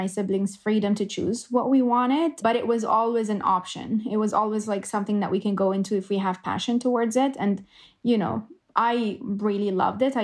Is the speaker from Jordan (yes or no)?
yes; Jordan; moved away as an adult; now in Canada; I grew up in Jordan, and I decided to move to Canada when I was 22, 23